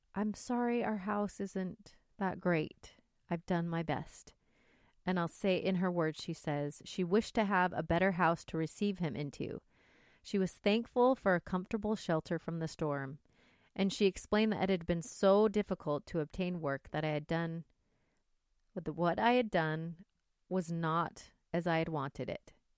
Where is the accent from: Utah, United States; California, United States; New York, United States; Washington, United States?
Utah, United States; Salt Lake City; now in Cleveland, United States; I grew up in Salt Lake